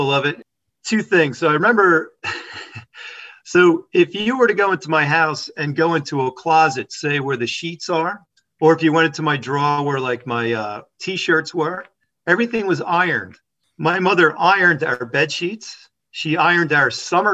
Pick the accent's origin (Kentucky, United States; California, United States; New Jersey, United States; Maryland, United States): New Jersey, United States; Paramus; also born or lived in Hackensack, New Jersey; I was a Bergen County kid. By the time when I was, I think, two, maybe three, we moved to Paramus. And that's where I spent most of my life up until college.